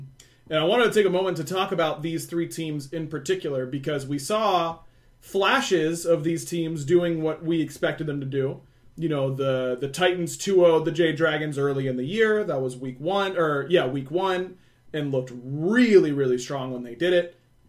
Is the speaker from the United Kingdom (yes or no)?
yes; England, United Kingdom; I am an English player, right, on this question.